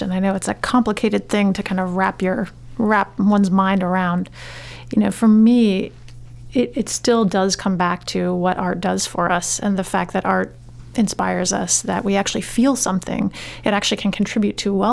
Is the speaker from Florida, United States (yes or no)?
no; New York, United States; now in Maine, United States; I'm from New York.